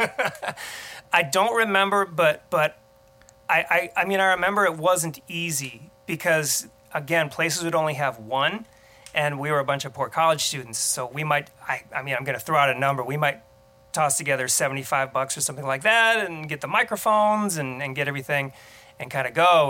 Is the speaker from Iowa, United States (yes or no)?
yes; Muscatine, Iowa, United States; moved away as an adult; also born or lived in Colorado Springs; I grew up in Muscatine